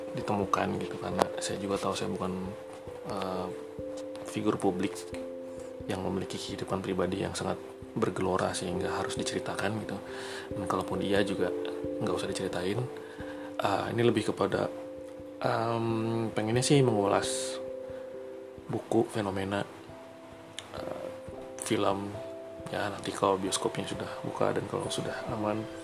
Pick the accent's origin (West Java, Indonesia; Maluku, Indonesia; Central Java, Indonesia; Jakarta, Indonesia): West Java, Indonesia; Bandung; saya asli dari Bandung